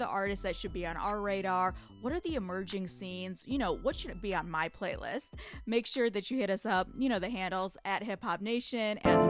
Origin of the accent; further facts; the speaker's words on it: Michigan, United States; my home state of Michigan